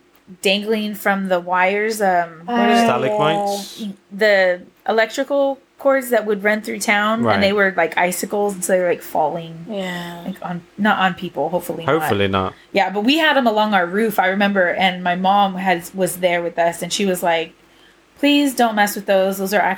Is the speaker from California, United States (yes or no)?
yes; Southern California, United States; moved away as an adult; also born or lived in Charleston, South Carolina / Germany / San Antonio, Texas; growing up in Southern California